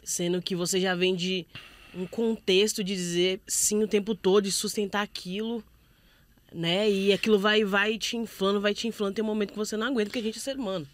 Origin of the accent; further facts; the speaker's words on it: Brazil; a gente como brasileiro